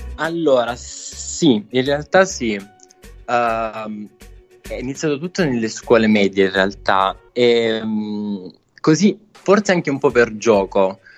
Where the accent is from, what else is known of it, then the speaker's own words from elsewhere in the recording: Casamassella, Apulia, Italy; vivo in un piccolo paesino vicino ad Otranto